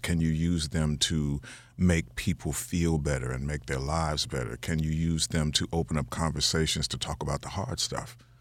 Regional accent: Chicago, Illinois, United States; I'm from Chicago

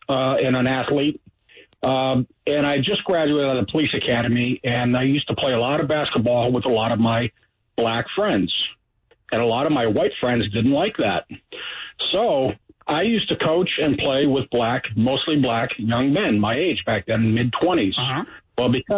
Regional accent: Cleveland, Ohio, United States; moved away as an adult; now in Kings Bay, United States; I'm going to be 54 years old. I'm originally from Cleveland, Ohio. I've been down here in Kings Bay, Georgia now 15 years.

